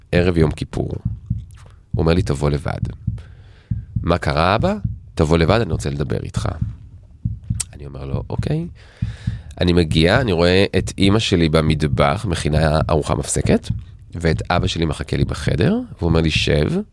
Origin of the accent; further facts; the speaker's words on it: Tel Aviv, Tel Aviv District, Israel; אנחנו תל אביבים במקור